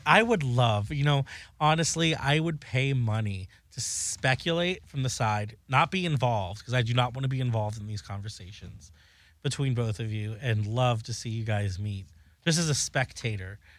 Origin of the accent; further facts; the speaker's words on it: South Florida, United States; now in Los Angeles, United States; I am from South Florida. I live in L A now